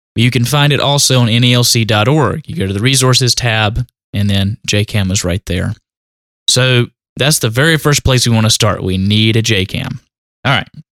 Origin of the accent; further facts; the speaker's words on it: North Carolina, United States; accent: country; also born or lived in Asheboro, North Carolina; my country accent